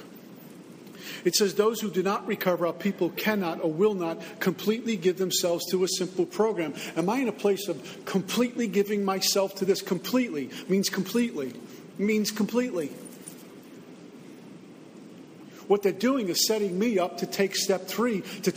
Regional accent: Northeast, United States; moved away as an adult; also born or lived in Texas / New Jersey; now in Florida, United States; I'm from the Northeast

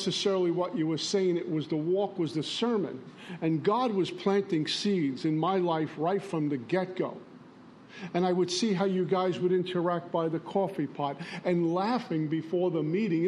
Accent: New York City, New York, United States; accent: Brooklyn; moved away as an adult; also born or lived in Long Island, New York / Minnesota; You can tell I'm from Brooklyn and not from Oklahoma, by the way I speak.

